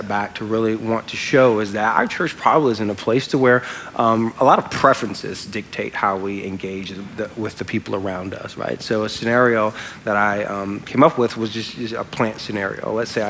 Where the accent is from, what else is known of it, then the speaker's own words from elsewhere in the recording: Louisiana, United States; I'm from Louisiana.